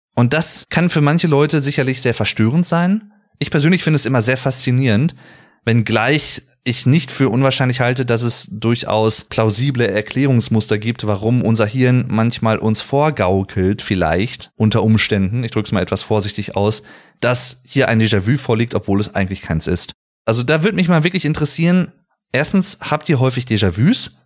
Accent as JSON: {"language": "German", "country": "Germany"}